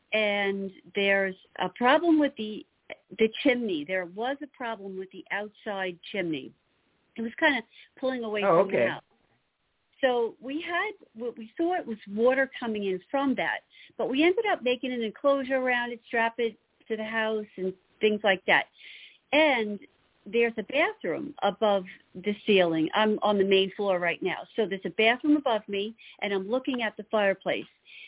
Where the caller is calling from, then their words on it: Long Island, New York, United States; Hi, Long Island, New York